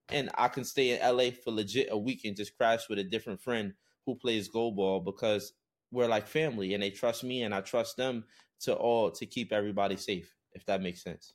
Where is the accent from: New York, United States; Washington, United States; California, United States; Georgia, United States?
New York, United States; I come from New York, and that's the U S